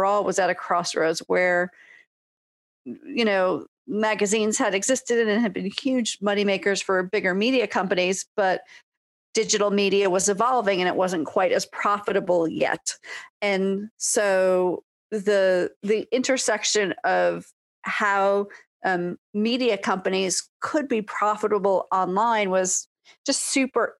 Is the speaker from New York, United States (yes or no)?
yes; New York, United States; moved away as an adult; also born or lived in California; now in Seattle, United States; I grew up in New York, lived in California